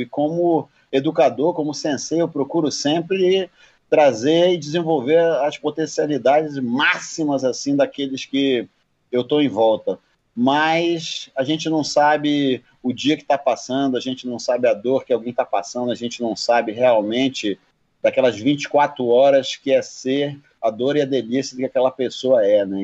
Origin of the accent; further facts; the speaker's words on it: Amazonas, Brazil; Eu sou do Amazonas